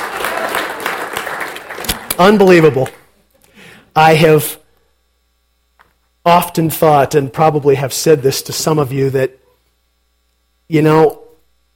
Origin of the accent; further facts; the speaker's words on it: Portland, Oregon, United States; I grew up in Portland?